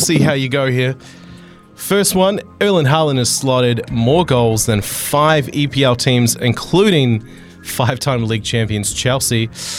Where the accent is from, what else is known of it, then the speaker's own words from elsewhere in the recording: Tauranga, Bay of Plenty, New Zealand; my hometown, Tauranga.